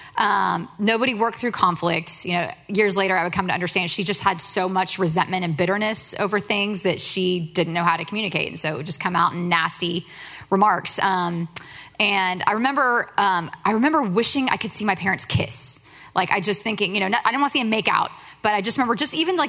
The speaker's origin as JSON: {"language": "English", "town": "Plano", "region": "Texas", "country": "United States", "tie": "born or raised there", "said": "I grew up in Plano."}